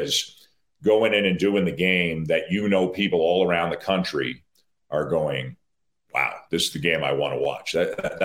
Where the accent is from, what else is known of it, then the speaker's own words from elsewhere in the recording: Toronto, Ontario, Canada; I grew up in Toronto